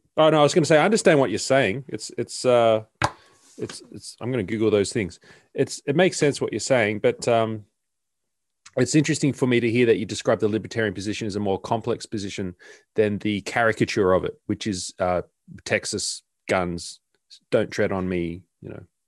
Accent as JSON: {"language": "English", "town": "Sydney", "region": "New South Wales", "country": "Australia", "moved": "as an adult", "lives_now": "Melbourne, Australia", "said": "I'm originally from Sydney. I've only been here for a year."}